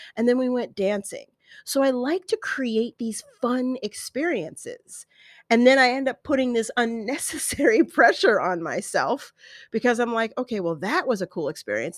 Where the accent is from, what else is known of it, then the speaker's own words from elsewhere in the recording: Colorado, United States; now in desert valley, United States; growing up in Colorado